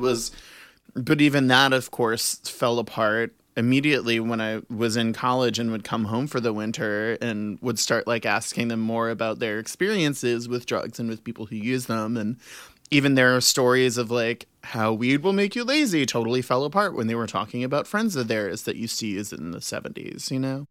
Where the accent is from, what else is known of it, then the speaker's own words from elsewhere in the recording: New Orleans, Louisiana, United States; I was born and raised in New Orleans